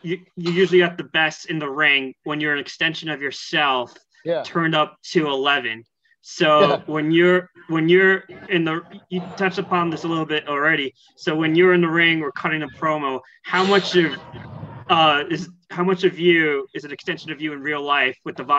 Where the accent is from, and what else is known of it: New York City, New York, United States; born or raised there